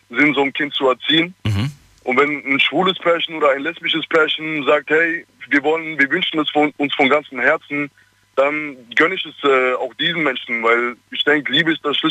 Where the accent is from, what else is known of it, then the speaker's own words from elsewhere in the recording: Ludwigshafen, Rhineland-Palatinate, Germany; Ich komme aus Ludwigshafen.